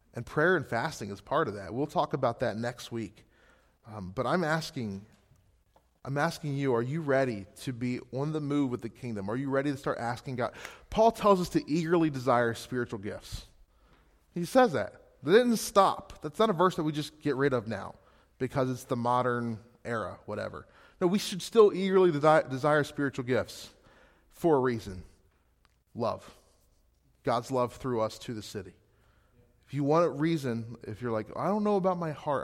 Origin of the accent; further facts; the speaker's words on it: Gettysburg, Pennsylvania, United States; moved away as an adult; now in Scranton, United States; Gettysburg, Pennsylvania, originally.